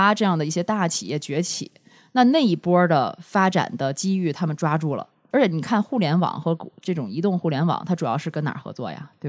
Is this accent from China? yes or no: yes; Northeast China, China; 就一说我们东北人